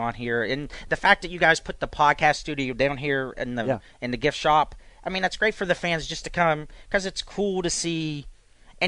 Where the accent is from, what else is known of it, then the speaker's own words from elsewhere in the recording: West Virginia, United States; moved away as an adult; now in Jacksonville, United States; I'm originally from West Virginia